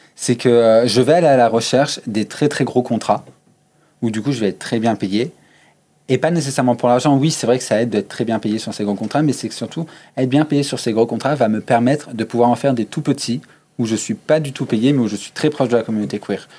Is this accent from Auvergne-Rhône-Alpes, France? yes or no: yes; Chambéry, Auvergne-Rhône-Alpes, France; moved away as an adult; now in Clermont-Ferrand, France; je viens d'un petit coin reculé euh, qui s'appelle la Savoie, du coup le 73, dans l'est de la France. Je viens de Chambéry. Et euh, je suis ici pour mes études depuis 7 euh, ans maintenant.